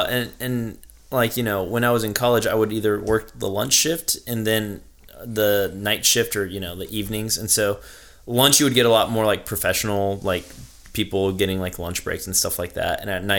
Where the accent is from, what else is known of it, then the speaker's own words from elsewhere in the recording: Irmo, South Carolina, United States; So I grew up in Irmo, but I'm actually first generation. So my parents are Mexican. They came here.